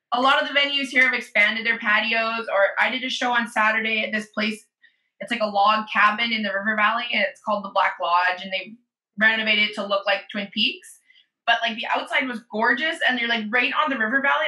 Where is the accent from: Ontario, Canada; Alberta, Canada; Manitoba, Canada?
Alberta, Canada; Edmonton; stepmom sent me a list of famous Edmontonians, and I was on it